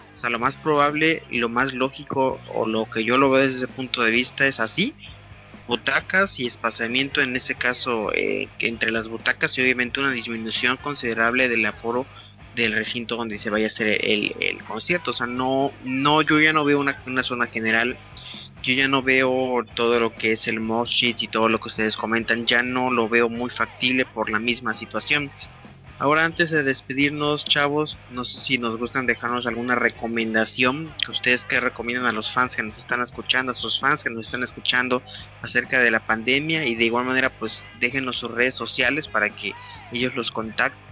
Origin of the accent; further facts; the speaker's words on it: Mexico; como típico mexicano